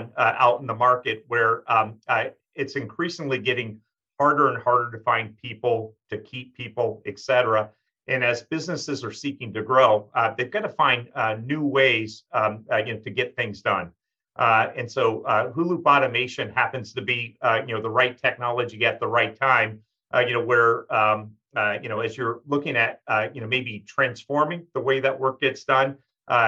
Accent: Vermont, United States; We're both from Vermont

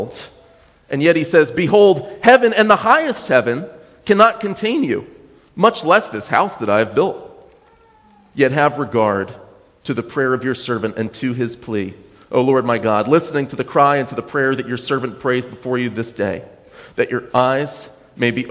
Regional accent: United States

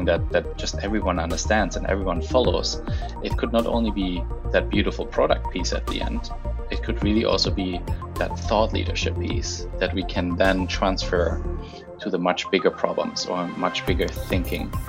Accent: the Alps in Germany, Bavaria, Germany; moved away as an adult; also born or lived in Ethiopia; now in Vancouver, Canada; the bigger version of home, where I grew up in the Alps in Germany

